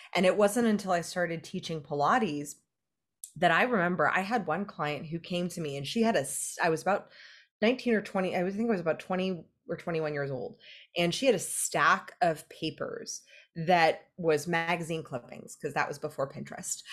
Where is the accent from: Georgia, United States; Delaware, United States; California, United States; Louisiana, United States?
California, United States; I'm from California